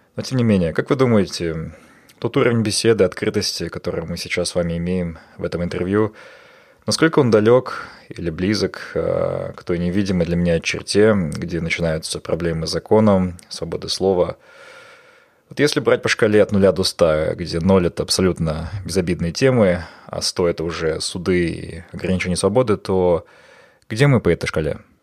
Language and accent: Russian; Almaty, Kazakhstan; moved away; Алмата – это мой любимый город, мой родной город